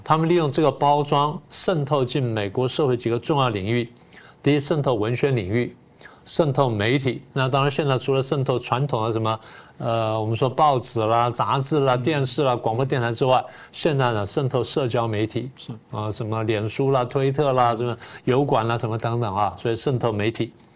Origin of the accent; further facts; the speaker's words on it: Taiwan; 作为我们台湾人来说